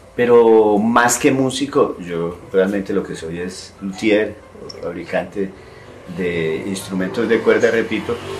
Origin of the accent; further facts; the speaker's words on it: Sevilla, Valle del Cauca, Colombia; now in Armenia, Colombia; vivo aquí en la ciudad de Armenia, soy de Sevilla Valle, está aquí cerca